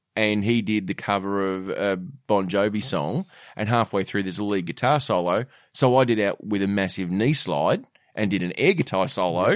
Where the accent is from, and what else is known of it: Australia